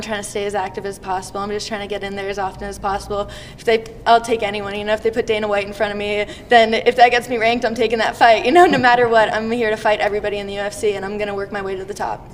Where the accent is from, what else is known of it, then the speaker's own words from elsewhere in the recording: Canada; Canada, my home country